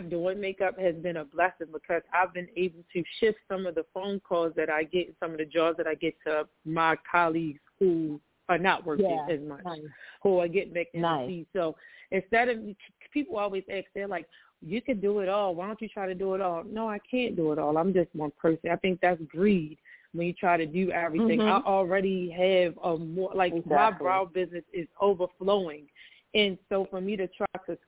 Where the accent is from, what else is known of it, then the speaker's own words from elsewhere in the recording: Baltimore, Maryland, United States; I am from Baltimore, Maryland